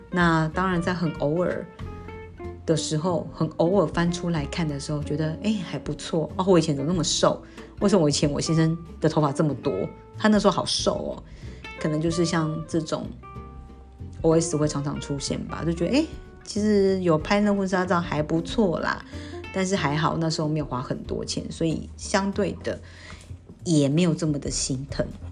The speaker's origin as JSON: {"language": "Chinese", "region": "Pingtung County", "country": "Taiwan", "moved": "as an adult", "lives_now": "Taipei, Taiwan", "said": "我是南部人"}